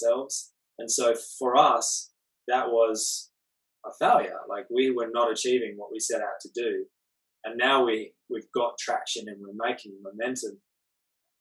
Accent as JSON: {"language": "English", "town": "Perth", "region": "Western Australia", "country": "Australia", "moved": "as an adult", "said": "I'm from the West Coast in Perth"}